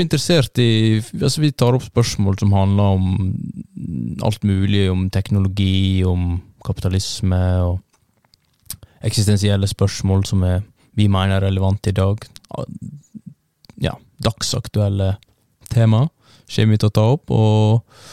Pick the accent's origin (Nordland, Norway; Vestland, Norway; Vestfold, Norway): Vestland, Norway; Førde; jeg er fra litt utafor eh, en liten eh, puslete by som heter Førde